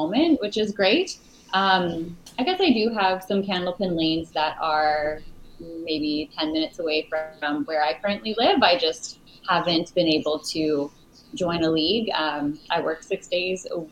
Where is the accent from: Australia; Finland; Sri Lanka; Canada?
Canada; Saskatoon, Saskatchewan; moved away as an adult; now in Stellarton, Canada; growing up in Saskatoon, I had a bowling alley within 15 minutes of my home